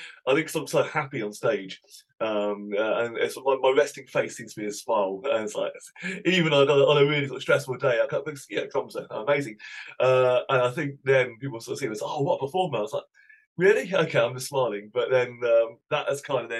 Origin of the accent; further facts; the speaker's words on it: Cambridge, East of England, United Kingdom; also born or lived in Somerset; I'm a Cambridge boy, really. We moved when I was three.